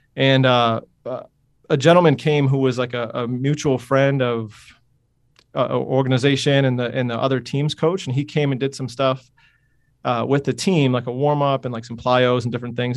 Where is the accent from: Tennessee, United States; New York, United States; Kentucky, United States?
New York, United States; Utica; moved away as an adult; also born or lived in Ithaca, New York / Brooklyn, New York; I grew up in Utica, New York, which is a small city-ish, uh, in the center, literally in the center of New York State